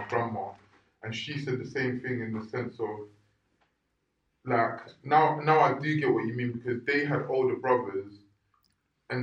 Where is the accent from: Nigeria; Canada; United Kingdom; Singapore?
Nigeria; I'm Nigerian.